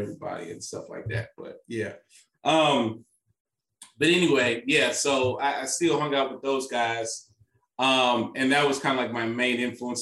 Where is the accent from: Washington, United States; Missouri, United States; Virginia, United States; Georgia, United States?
Missouri, United States; St. Louis; I'm from St. Louis, Missouri